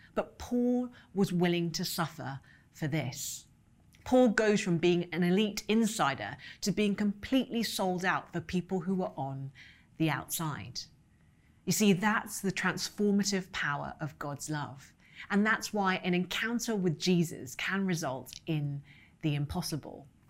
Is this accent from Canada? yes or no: no; London, United Kingdom; moved away; also born or lived in New York City; I grew up in London with parents who immigrated from Hong Kong